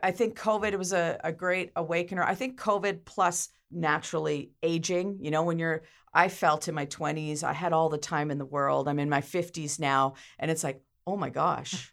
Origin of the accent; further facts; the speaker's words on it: Ontario, Canada; now in Campbell River, Canada; I was originally from Ontario, but I consider myself an honorary islander, being here over thirty years